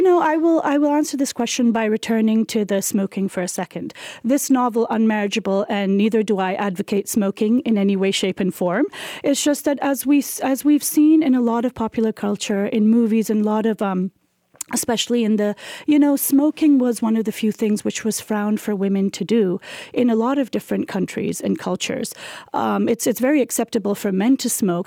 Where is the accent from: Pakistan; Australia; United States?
Pakistan; we are a post-colonial country. Pakistan is, it came, became a sovereign